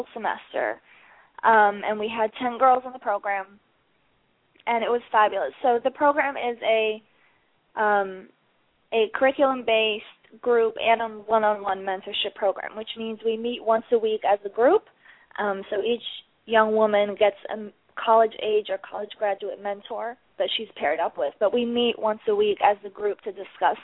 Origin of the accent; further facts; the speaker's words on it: Chicago, Illinois, United States; moved away as an adult; also born or lived in Netherlands; now in New York City, United States; I'm originally from Chicago